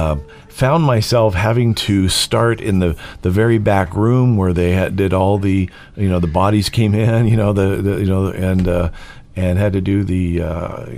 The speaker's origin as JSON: {"language": "English", "region": "California", "country": "United States", "tie": "born or raised there", "also_born_or_lived": "Oregon", "moved": "yes", "lives_now": "Idaho, United States", "said": "I born and raised in California"}